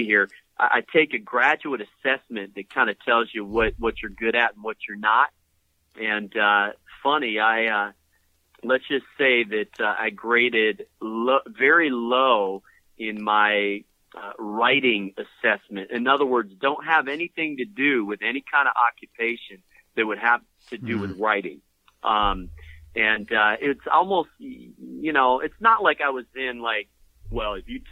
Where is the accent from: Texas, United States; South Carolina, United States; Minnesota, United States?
Minnesota, United States; Went to a covenant church as a kid growing up in Minnesota